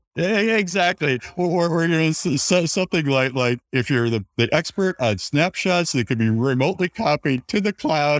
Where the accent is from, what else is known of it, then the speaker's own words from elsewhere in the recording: Wisconsin, United States; I grew up in Wisconsin